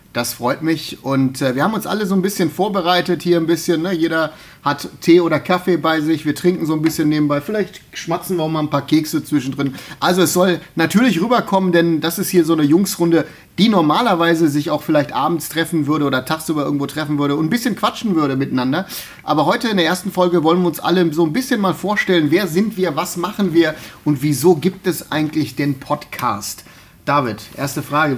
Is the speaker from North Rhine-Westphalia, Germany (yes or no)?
yes; Remscheid, North Rhine-Westphalia, Germany; ich bin ja in Remscheid geboren, in, im alten Krankenhaus in Lennep